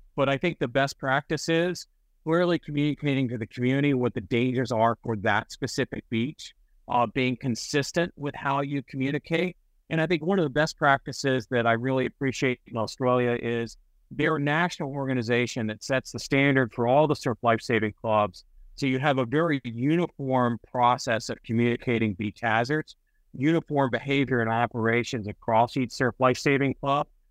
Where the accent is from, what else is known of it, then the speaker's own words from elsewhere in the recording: Memphis, Tennessee, United States; also born or lived in Santa Cruz, California; now in New Jersey, United States; I grew up in Memphis, Tennessee